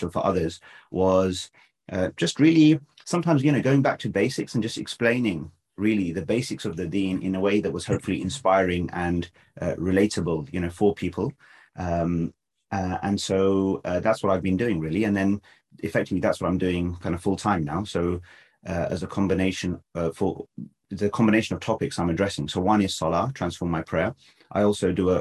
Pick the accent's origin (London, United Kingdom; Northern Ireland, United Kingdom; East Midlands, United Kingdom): London, United Kingdom; I was born in London, grew up here